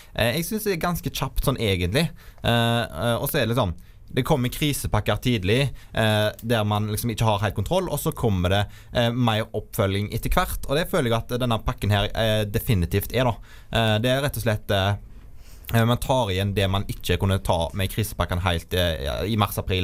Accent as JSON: {"language": "Norwegian", "town": "Vindafjord", "region": "Rogaland", "country": "Norway", "said": "Og så kommer jeg fra Vindafjord, en sterk landbrukskommune utenfor Haugesund"}